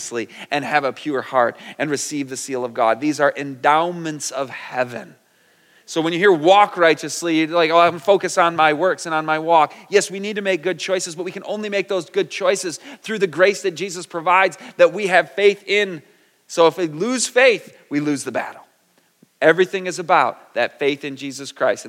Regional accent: Michigan, United States; also born or lived in California; I'm from Michigan. We're very flat

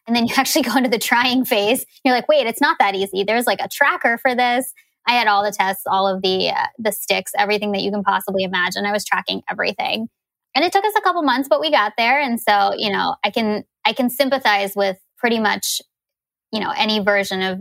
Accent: United States; now in Seattle, United States; being Indian, but born in America.

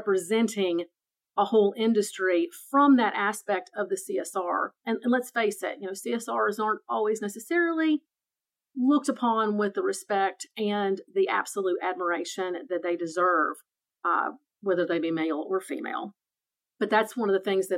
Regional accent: Tennessee, United States; moved away as an adult; also born or lived in North Carolina; I just moved 6 months ago to Tennessee, although I'm originally from Tennessee. I've moved back home

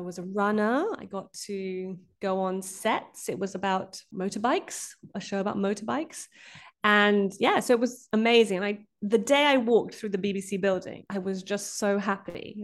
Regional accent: Brazil; moved away; I grew up in Brazil

